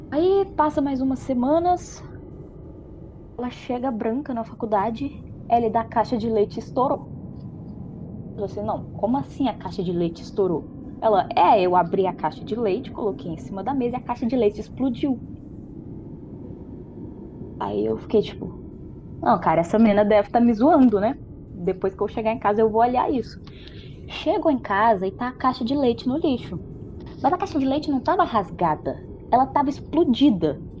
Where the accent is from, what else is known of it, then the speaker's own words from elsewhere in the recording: Minas Gerais, Brazil; also born or lived in Florestal; eu sou de Minas e eu tava morando, né, em 2017, fui pra faculdade fui para essa cidade que é uns 45 quilômetros da onde eu tô atualmente, que é Florestal.